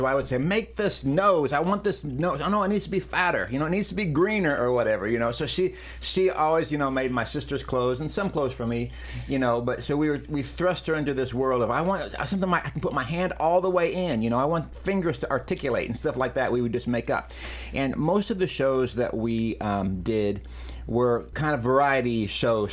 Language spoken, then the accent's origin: English; Macon, Missouri, United States; also born or lived in Lamoni, Iowa; I grew up in Macon. Most of my life has been there